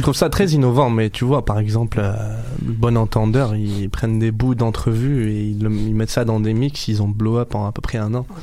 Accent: Marrakesh, Marrakesh-Safi, Morocco; now in Montreal, Canada; c'était ma ville natale

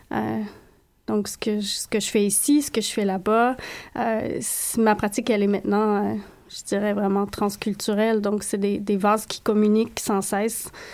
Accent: Canada; je suis née par erreur au Canada

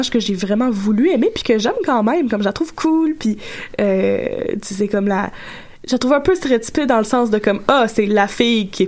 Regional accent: Gatineau, Quebec, Canada; mais oui, surprise, gang, je viens

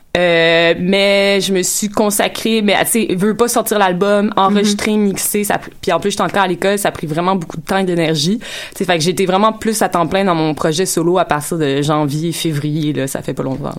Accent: Quebec, Canada; en tant que Québécois

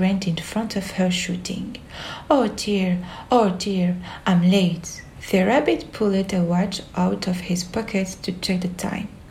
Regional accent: Algeria; I am 23 years old and I am from Algeria.

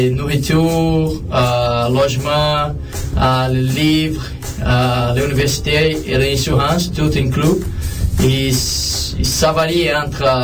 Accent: Brazil; moved away as an adult; je suis venu du Brésil en 2004. Je suis allé aux États-Unis pour jouer au soccer universitaire.

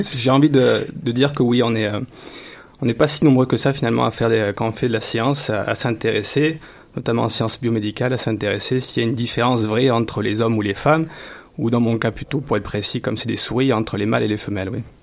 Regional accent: France; now in Montreal, Canada; chez nous en France

